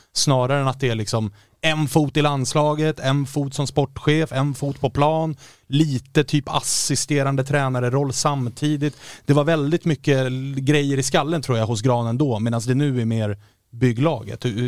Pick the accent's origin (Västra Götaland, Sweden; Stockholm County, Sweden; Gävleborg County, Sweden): Stockholm County, Sweden; Stockholm; som stockholmare